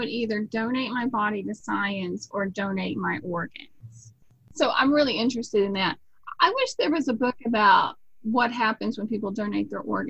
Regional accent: Indiana, United States; moved away; Growing up in Indiana, I was fascinated with ….

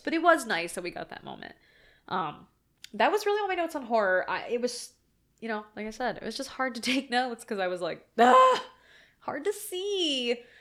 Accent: Ohio, United States; I'm from Ohio

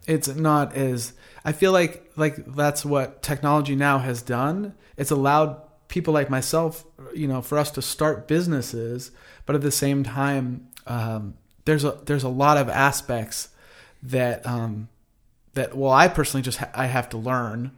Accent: Ventura, California, United States; I grew up in Ventura, California, surfing

